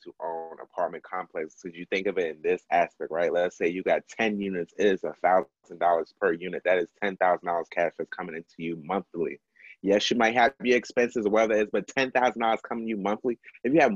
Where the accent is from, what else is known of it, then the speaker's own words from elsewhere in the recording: Fort Scott, Kansas, United States; growing up in Fort Scott